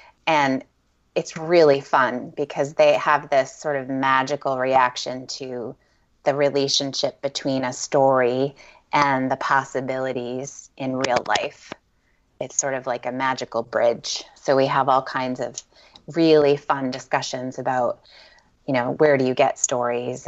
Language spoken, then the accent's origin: English; Maine, United States; I grew up in Maine